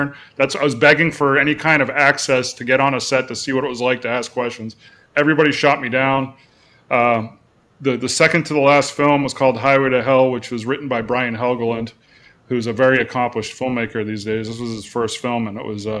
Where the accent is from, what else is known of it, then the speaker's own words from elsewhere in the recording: Cape Cod, Massachusetts, United States; moved away as an adult; also born or lived in Arizona; now in California, United States; I'm originally from Cape Cod, Massachusetts